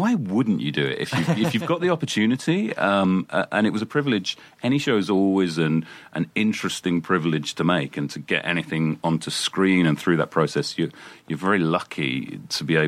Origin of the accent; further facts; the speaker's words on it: United Kingdom; as a Brit coming